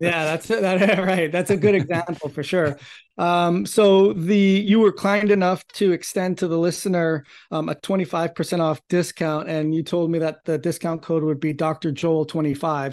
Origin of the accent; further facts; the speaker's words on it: Toronto, Ontario, Canada; I grew up in Toronto, Canada